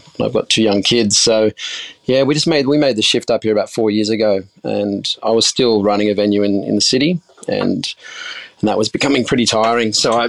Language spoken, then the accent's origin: English; Sydney, New South Wales, Australia; So I grew up in Sydney's inner west, and I studied at Sydney Uni, studied marine science